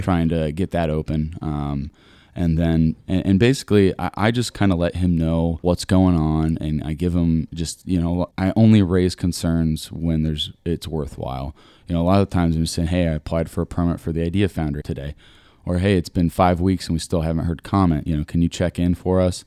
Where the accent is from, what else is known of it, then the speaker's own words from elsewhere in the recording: Granville, Ohio, United States; moved away as an adult; now in Columbus, United States; I'm from Granville.